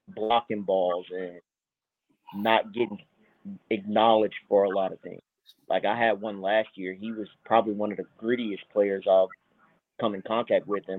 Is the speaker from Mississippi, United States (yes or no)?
yes; Sumrall, Mississippi, United States; I'm from Summerall, born and raised